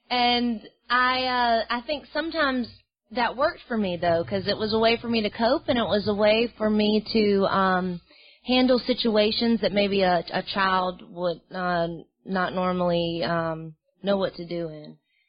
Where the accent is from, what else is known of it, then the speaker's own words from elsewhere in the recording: Mobile, Alabama, United States; also born or lived in Los Angeles; I'm from Mobile, Alabama. I, you know, I'm from L.A.